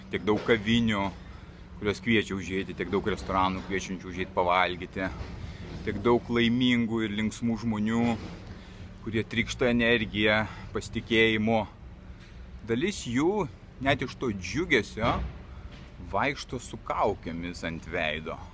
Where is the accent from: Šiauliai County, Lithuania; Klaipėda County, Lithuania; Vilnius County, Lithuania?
Vilnius County, Lithuania; Vilnius; moved away as an adult; also born or lived in London / Barcelona / Lugano / Petrozavodsk; savo gimtajame mieste Vilniuje. Aikštau po užupį. Praleidau čia kokiu 40 metų ir vėl atsidūriau šiandien jame.